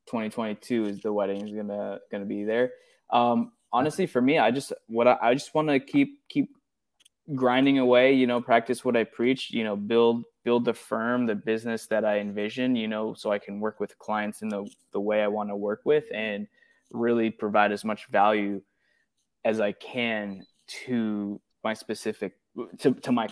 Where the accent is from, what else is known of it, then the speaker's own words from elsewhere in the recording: Los Angeles, California, United States; I grew up in the Valley